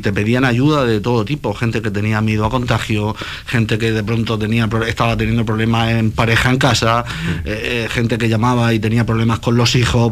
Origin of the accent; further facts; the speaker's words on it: Cartagena, Region of Murcia, Spain; yo soy cartagenero